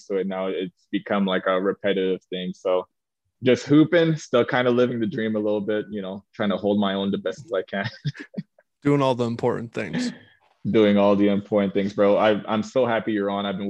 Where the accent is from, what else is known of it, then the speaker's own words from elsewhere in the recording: Canada; moved away as an adult; also born or lived in Omaha; I came from Canada